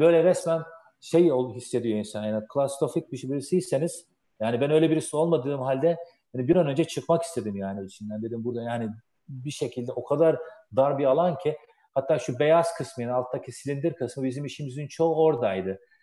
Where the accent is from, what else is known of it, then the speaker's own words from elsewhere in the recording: Turkey; now in United States; Amerika'da da yaşasak gönlümüz Türkiye'de. Türküz.